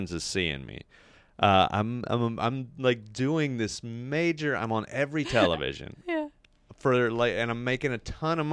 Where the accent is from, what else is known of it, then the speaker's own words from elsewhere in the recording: the South, United States; I come from the South. We are extremely passive aggressive